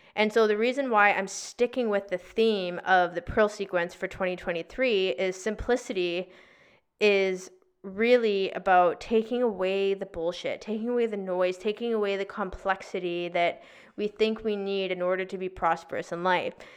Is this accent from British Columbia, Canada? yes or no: yes; Victoria, British Columbia, Canada; also born or lived in North Vancouver; we moved from North Vancouver to Victoria back to my hometown